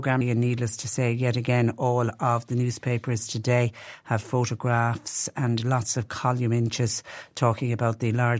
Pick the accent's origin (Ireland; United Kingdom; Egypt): Ireland; Clonmel, Munster; now in Cork, Ireland; Clonmel is my hometown.